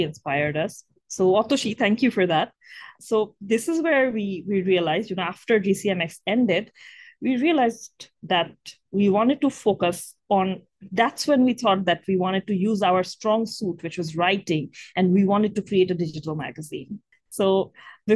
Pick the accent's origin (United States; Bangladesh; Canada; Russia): Bangladesh; we're from Bangladesh and Bangladesh is one of the most climate vulnerable countries in the world